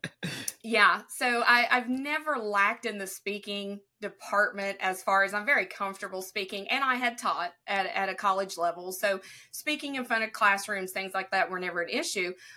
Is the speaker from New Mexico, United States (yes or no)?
no; southern tip of Ohio, United States; accent: southern; I was born in Ohio, but I am on the most southern tip of Ohio, and I border Kentucky and West Virginia